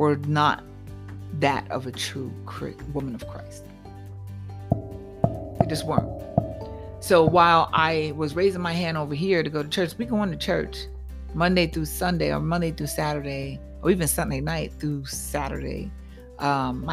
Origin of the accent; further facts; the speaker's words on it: New York, United States; I'm a New Yorker